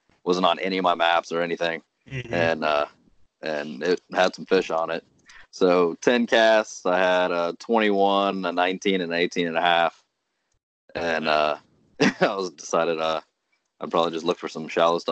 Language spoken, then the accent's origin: English; Cincinnati, Ohio, United States; I grew up here in Cincinnati, and my mom's from Corinth, Mississippi